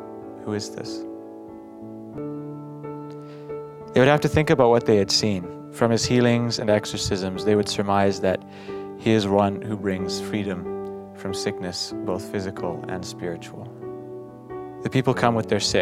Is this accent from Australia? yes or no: no; Battleford, Saskatchewan, Canada; from Battleford, Saskatchewan.